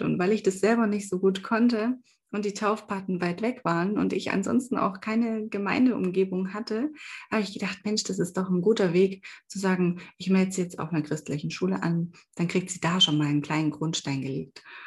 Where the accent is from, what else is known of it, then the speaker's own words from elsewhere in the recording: eastern Germany, East Germany, Germany; bei uns im Osten